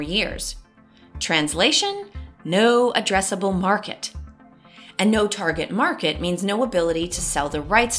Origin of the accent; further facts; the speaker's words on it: Boston, Massachusetts, United States; people in my hometown of Boston obviously call a blinka, as in, use your blinka